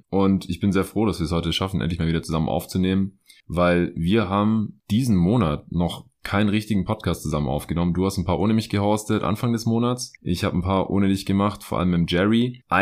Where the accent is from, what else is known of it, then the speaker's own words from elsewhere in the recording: Stuttgart, Baden-Württemberg, Germany; moved away; Ich bin vorgestern noch äh, spät in den Süden gefahren, meine alte Heimat hier nach Stuttgart.